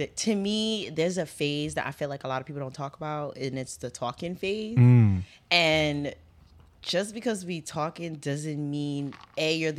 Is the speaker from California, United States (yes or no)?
no; New York City, New York, United States; I'm from Harlem, New York. You know, shout out to Harlem.